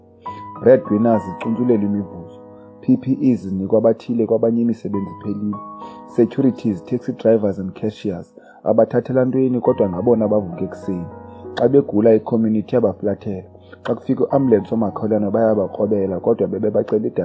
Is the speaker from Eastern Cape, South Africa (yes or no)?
yes; King William's Town, Eastern Cape, South Africa; first language Xhosa; English is a second language; now in Cape Town, South Africa; I was born and bred in the Eastern Cape in a small village called Fort Murray in King Williamstown, but now residing in Cape Town, Delft.